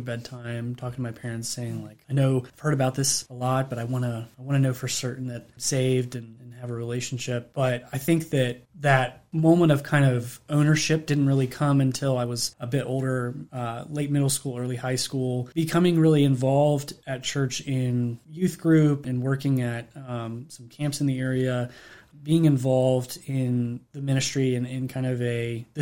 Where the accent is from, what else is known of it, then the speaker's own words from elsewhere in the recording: Harrisonburg, Virginia, United States; I grew up in Harrisonburg